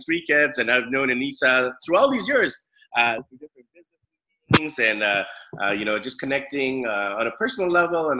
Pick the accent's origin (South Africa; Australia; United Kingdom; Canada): Canada; Vancouver, British Columbia; growing up in Vancouver